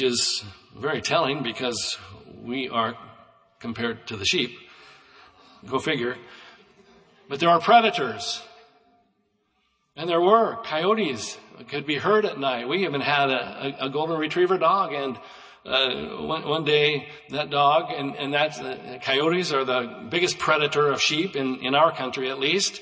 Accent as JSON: {"language": "English", "country": "United States", "tie": "born or raised there", "said": "I grew up in Douglas County, and at that time, in my growing up years, they said that was sheep country, that county had more sheep than any county in the United States"}